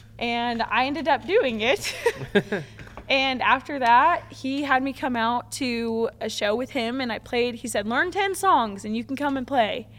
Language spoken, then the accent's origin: English; Palm Creek, Oklahoma, United States; it was a local place that was close to my hometown in Palm Creek, Oklahoma.